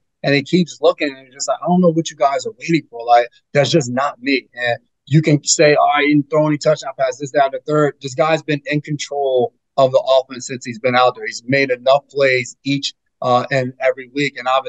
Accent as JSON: {"language": "English", "region": "New York", "country": "United States", "tie": "born or raised there", "said": "I blame my mom for settling down here in the Northeast in New York."}